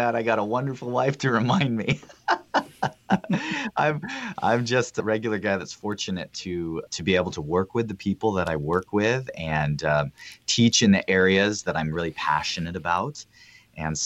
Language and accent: English; Northern California, United States; Northern California. You know, with what we do, most people think we're kind of in either the Bay Area or LA, but we're actually close to the Oregon border. And I live in just a small town on the outskirts of a college community, and we love it. I've been here my whole life